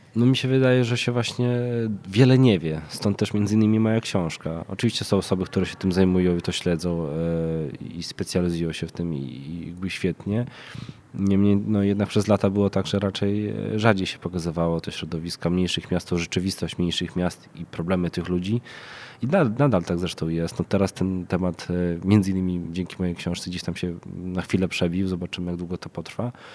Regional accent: Krasnystaw, Lublin Voivodeship, Poland; now in Warsaw, Poland; mieszkam w Warszawie, pochodzę z Krasnego Stawu, jednego z miast zapaści

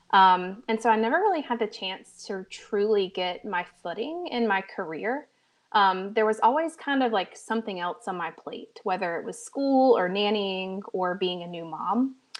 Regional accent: Americus, Georgia, United States; moved away as an adult; now in Americus, United States; we moved back to my hometown, um, known as Americas, Georgia

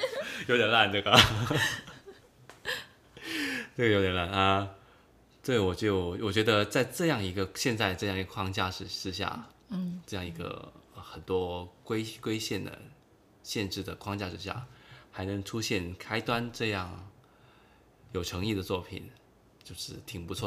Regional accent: China; 对，就像我们中国人发发明了那个僵尸片

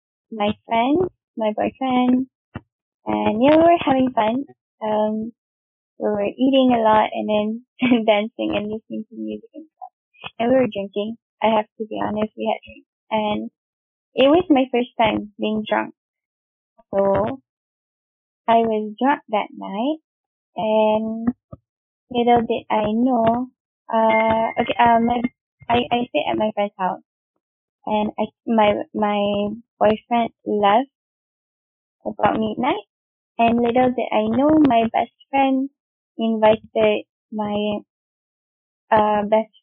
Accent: Subang Jaya, Selangor, Malaysia; I'm 19. I'm from Subang.

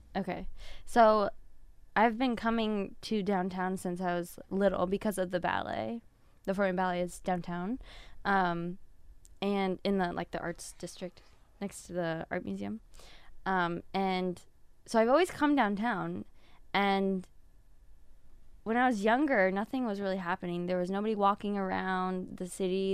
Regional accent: Fort Wayne, Indiana, United States; I am from Fort Wayne, born and raised.

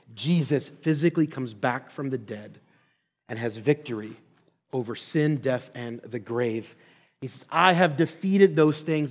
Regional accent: Philadelphia, Pennsylvania, United States; also born or lived in Orlando, Florida; now in Twin Cities, United States; I'm originally born and raised in Philadelphia, Pennsylvania

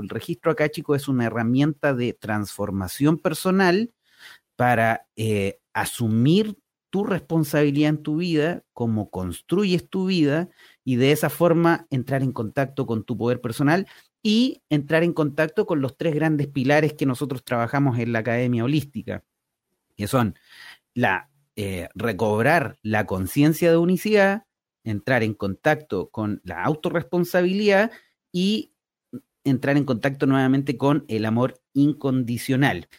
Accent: Talca, Maule, Chile; moved away as an adult; also born or lived in Concepción; now in San Pedro de la Paz, Chile; yo soy talquino

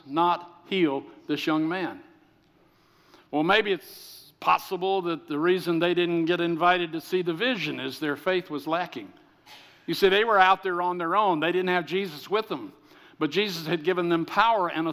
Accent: the South, United States; I'm from the South

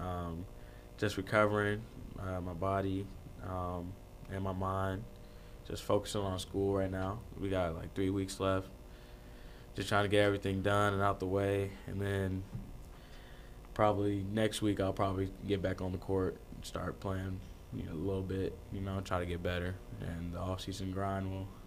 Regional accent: Manhattan, Kansas, United States; I'm from Manhattan, so Kansas State's there

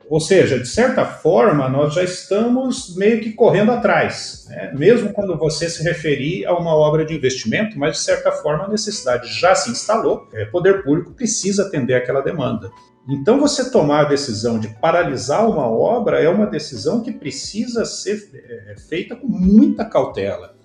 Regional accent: Curitiba, Paraná, Brazil; Curitiba, né, minha cidade natal

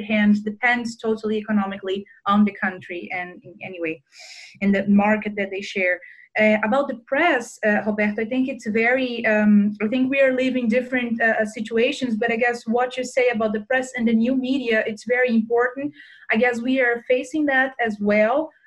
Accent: Brazil

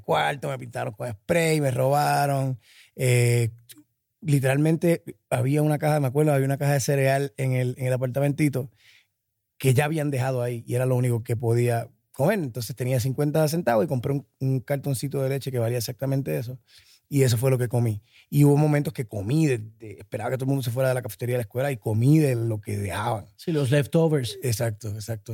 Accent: Puerto Rico; moved away as an adult; also born or lived in Minnesota / New York; Yo me fui eh, de Puerto Rico para Minnesota

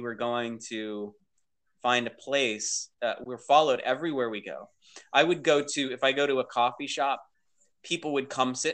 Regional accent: Torrance, California, United States; I was born in Torrance, California. I'm a Southern California baby

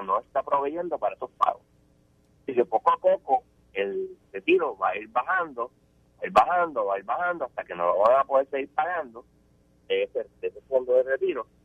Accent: Puerto Rico

